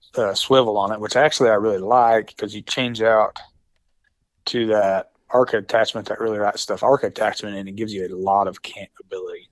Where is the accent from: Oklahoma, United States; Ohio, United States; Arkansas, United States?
Oklahoma, United States; Hammond; I'm from Hammond, Oklahoma, which is this very small town, far western Oklahoma